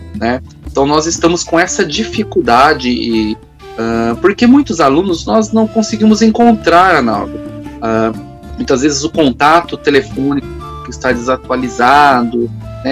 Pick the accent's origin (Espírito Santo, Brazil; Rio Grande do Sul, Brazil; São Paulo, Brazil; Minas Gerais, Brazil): São Paulo, Brazil; Diadema; also born or lived in Campinas; eu ingressei no cargo aqui em Diadema, que é a minha cidade natal